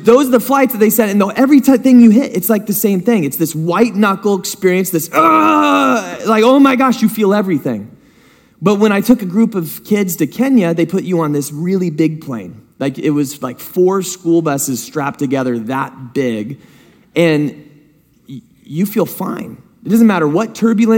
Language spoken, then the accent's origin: English; San Diego, California, United States; also born or lived in Hidden Valley; I grew up in San Diego up until I was about to go into high school, and then I went to Hidden Valley. We moved up here, went to Hidden Valley.